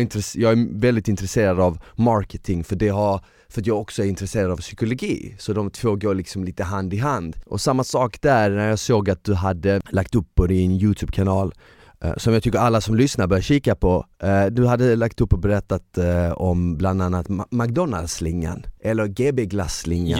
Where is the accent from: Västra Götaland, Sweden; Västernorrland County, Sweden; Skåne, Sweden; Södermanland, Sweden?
Skåne, Sweden; Malmö; jag är från Malmö så vi säger däcka till att somna